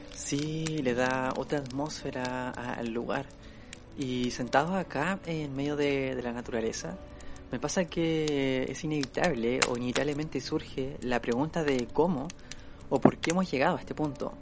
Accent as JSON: {"language": "Spanish", "country": "Chile", "said": "nosotros somos de Chile"}